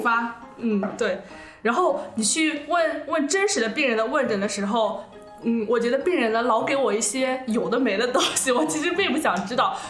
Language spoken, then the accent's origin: Chinese; Suzhou, Jiangsu, China; 我是一个苏州人，我分不清前后鼻音